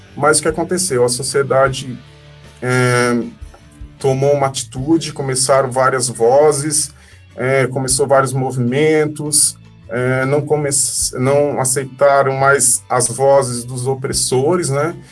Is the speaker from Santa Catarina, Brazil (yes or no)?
yes; Criciúma, Santa Catarina, Brazil; also born or lived in Laguna; Eu nasci em Criciúma e morei muito tempo em Laguna.